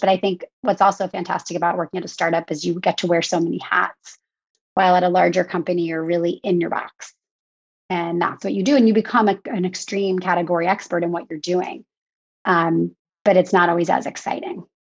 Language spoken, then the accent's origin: English; outside of Philadelphia, Pennsylvania, United States; moved away as an adult; also born or lived in New York City; now in Long Island, United States; I grew up outside of Philadelphia